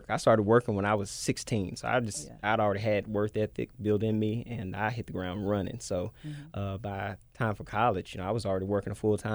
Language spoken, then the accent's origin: English; Memphis, Tennessee, United States; Orange Mound, Tennessee. That's where so I'm from.